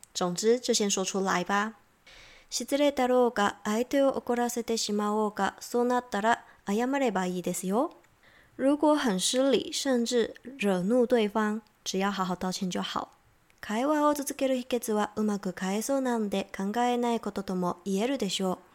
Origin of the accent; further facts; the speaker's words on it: Taiwan; 我是台湾人